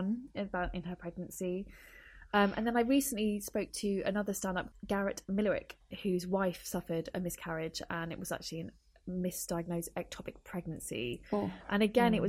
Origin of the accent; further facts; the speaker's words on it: United Kingdom; first language English; I am able to navigate and advocate for myself within the NHS system. So it's a system I grew up with. English is my first language.